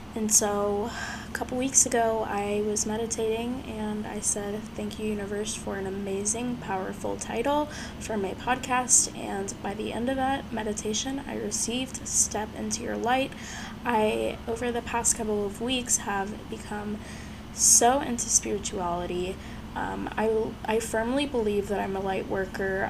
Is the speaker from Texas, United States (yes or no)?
yes; Houston, Texas, United States; moved away as an adult; now in Scottsdale, United States; I'm originally from Houston, Texas.